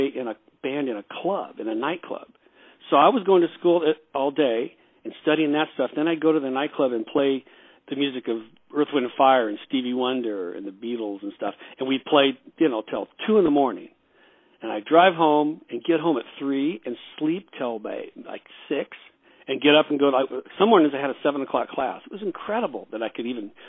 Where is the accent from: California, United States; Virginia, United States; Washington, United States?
California, United States; Los Angeles; also born or lived in Wichita, Kansas; I was born in Wichita, but we moved to California when I was two. So I would pretty much grew up out here in Los Angeles